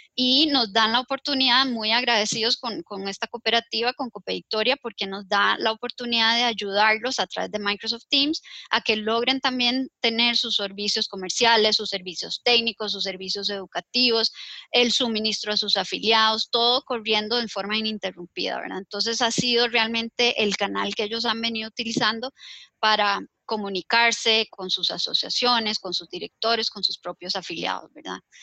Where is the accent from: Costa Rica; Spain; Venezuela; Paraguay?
Costa Rica; como costarricense